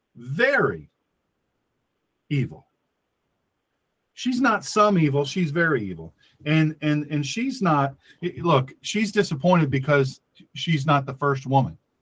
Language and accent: English; Delaware, United States; this my home state of Delaware.